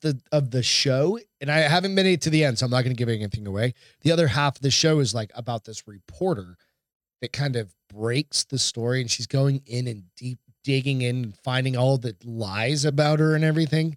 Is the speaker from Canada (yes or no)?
no; Hampton, New Hampshire, United States; I grew up in Hampton, New Hampshire